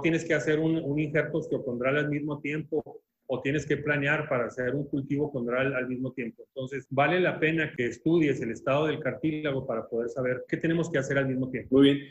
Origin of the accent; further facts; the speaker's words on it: Chihuahua, Mexico; also born or lived in Mexico City / Hamilton, Ontario, Canada; yo soy chihuahuense, eh, hice mi, mi, carrera de medicina aquí en la ciudad de Chihuahua